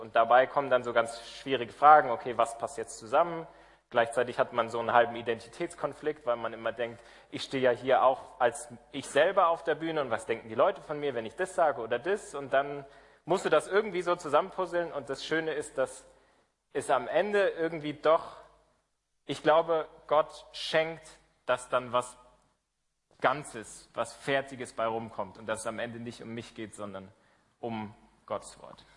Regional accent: Berlin, Germany; moved away as an adult; Ich komme aus Berlin. Ähm, ich bin in der Baptistengemeinde in der Bergmannstraße in Kreuzberg groß geworden

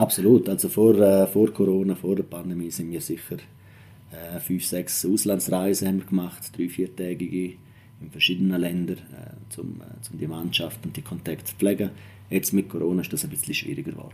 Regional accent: Engadin, Graubünden, Switzerland; moved away; ich komme ja aus dem Engadin ursprünglich

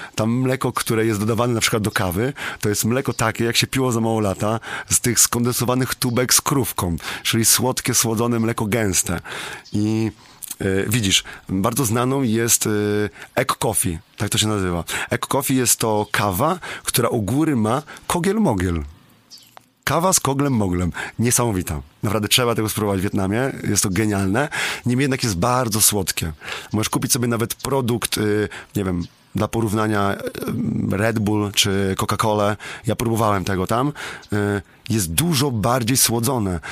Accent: Słubice, Lubusz Voivodeship, Poland; u mnie w Subicach w moim mieście

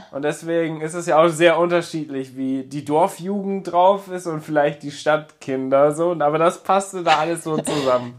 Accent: Papenburg, Lower Saxony, Germany; Ich komme gebürtig aus Papenburg, bin da aufgewachsen

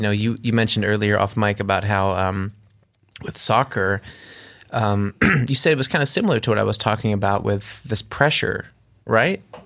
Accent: United States; moved away as an adult; now in Germany; I grew up in America

